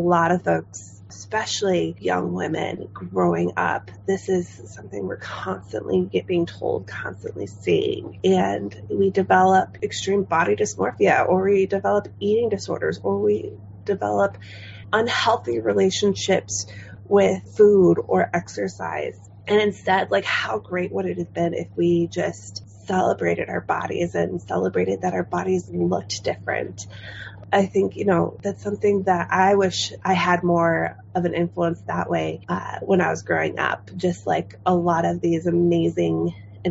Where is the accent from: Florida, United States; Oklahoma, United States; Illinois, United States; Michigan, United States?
Illinois, United States; Chicago; moved away as an adult; now in Hanover, United States; I'm originally from the Midwest and, you know, love being from Chicago